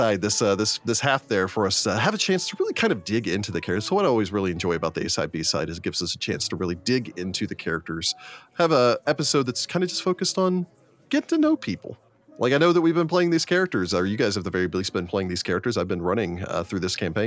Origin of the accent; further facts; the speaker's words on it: Texas, United States; Being a Texan kid that was raised on a horse ranch for a short time